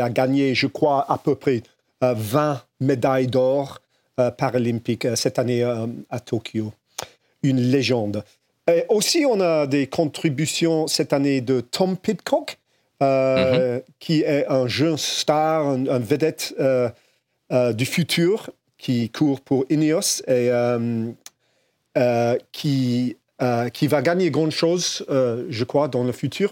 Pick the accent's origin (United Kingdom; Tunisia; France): United Kingdom; England; French is a second language; chez nous en Angleterre